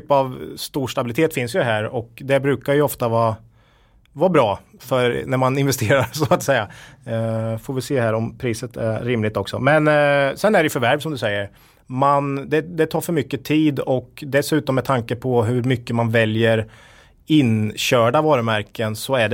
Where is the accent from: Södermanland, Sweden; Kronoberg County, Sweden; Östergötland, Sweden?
Östergötland, Sweden; I, I Östergötland, jag är ju den enda östgöten här då.